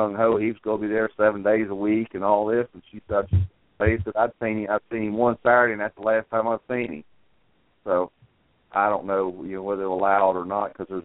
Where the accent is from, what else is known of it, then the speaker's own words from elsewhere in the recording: Maryland, United States; now in Sumner County, Tennessee, United States; I'm originally from Maryland